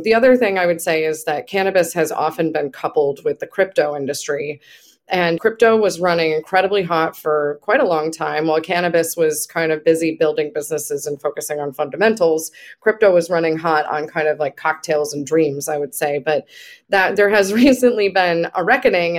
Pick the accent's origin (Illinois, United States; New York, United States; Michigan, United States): New York, United States; Buffalo; I'm from Buffalo